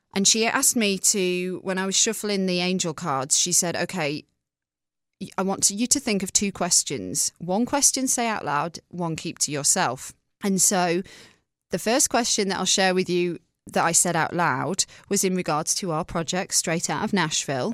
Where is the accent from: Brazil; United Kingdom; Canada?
United Kingdom; England; moved away as an adult; also born or lived in Manchester; now in United States; I'm from England. and I'm from a small town.